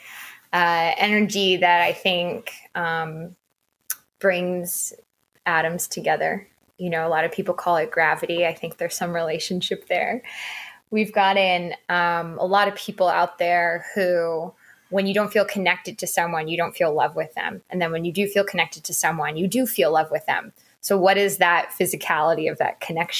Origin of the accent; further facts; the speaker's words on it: United States; moved away as an adult; now in Lisbon, Portugal; as an American